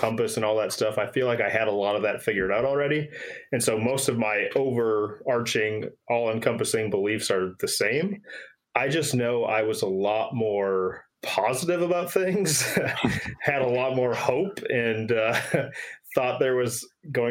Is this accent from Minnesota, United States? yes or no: yes; Minnesota, United States; moved away as an adult; now in Winston-Salem, United States; I'm actually in North Carolina in Winston-Salem. I moved down here a couple of years ago. So Minnesotan at heart